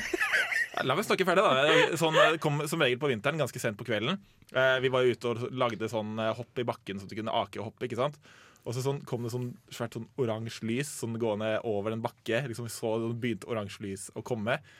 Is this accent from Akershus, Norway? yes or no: yes; Asker, Akershus, Norway; i den gata som jeg vokste opp i, Eh, hjemme i Asker